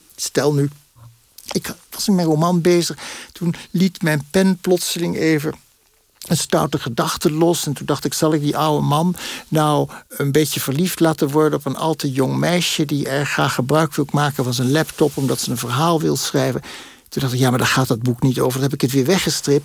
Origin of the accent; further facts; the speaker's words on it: Netherlands; also born or lived in Paris; wij dan als Nederlanders